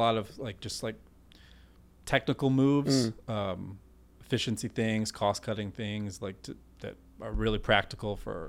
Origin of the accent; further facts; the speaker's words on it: Richmond, Virginia, United States; Actually, what was really cool, we did a 12-figure women's memorial for my hometown in Richmond.